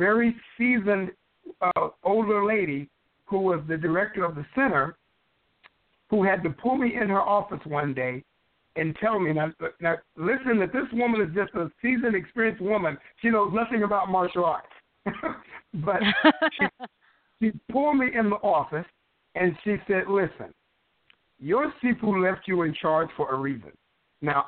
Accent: West Texas, United States; I grew up in West Texas playing football

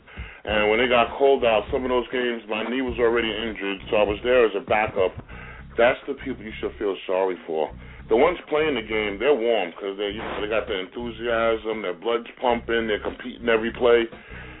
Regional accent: Brentwood, New York, United States; moved away as an adult; also born or lived in Atlanta, Georgia / Green Bay, Wisconsin; I'm from Brentwood

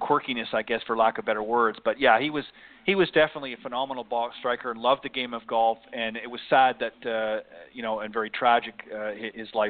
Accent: Canada; moved away; I'm actually originally from Canada

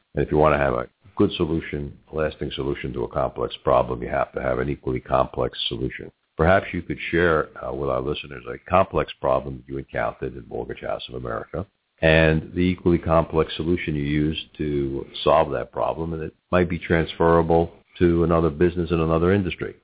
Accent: New York, United States; now in Cincinnati, United States; in my family growing up in New York, we had one aunt, Aunt Selma

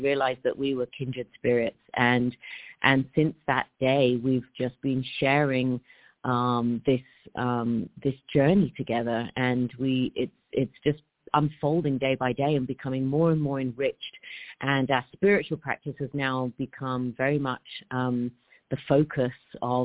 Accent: English countryside, England, United Kingdom; I was brought up in the English countryside

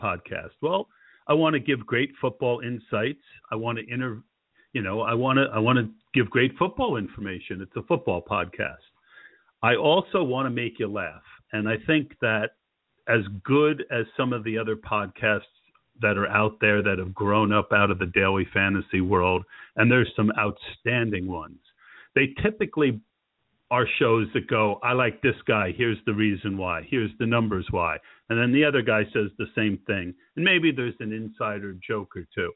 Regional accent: New Jersey, United States; now in Pennsylvania, United States; I grew up in New Jersey

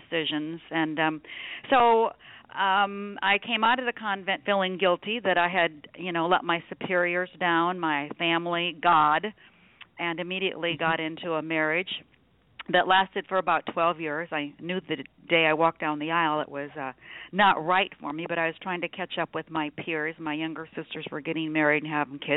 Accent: Nebraska, United States; now in Phoenix, United States; I was raised in Nebraska

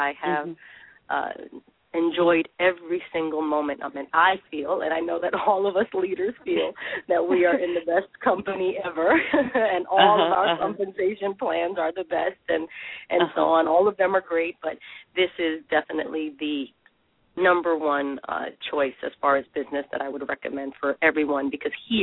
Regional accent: New York City, New York, United States; I was born in the Bronx, New York, and first generation

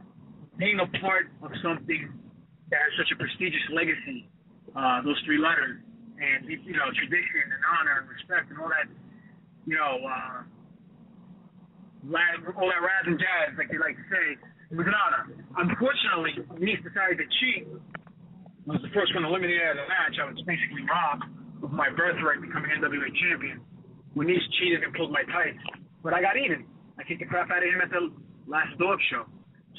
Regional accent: New York, United States; me being a New Yorker

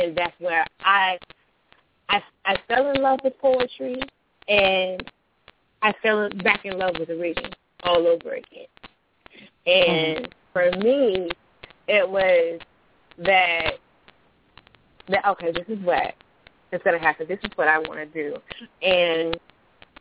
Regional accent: North Carolina, United States; I'm from North Carolina

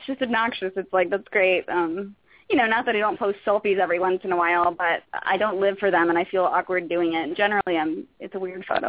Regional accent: Roanoke, Virginia, United States; moved away; I moved out here from Roanoke, Virginia, thinking I was going to be I knew to move out here I was going to be an actress

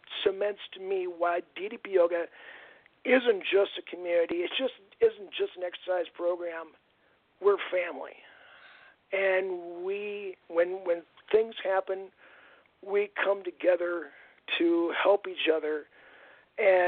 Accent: Aberdeen, South Dakota, United States; I'm from Aberdeen, South Dakota

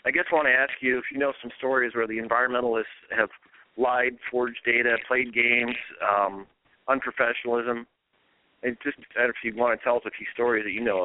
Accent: Iowa, United States; also born or lived in Maryland; now in Siskiyou County, California, United States; growing up on an Iowa farm

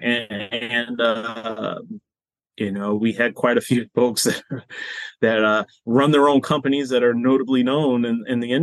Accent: Boston, Massachusetts, United States; moved away; I'm originally from Boston

